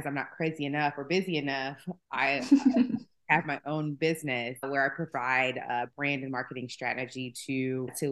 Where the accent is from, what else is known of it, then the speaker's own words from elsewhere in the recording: Atlanta, Georgia, United States; also born or lived in Bronx, New York; I was born in the Bronx, raised in Atlanta.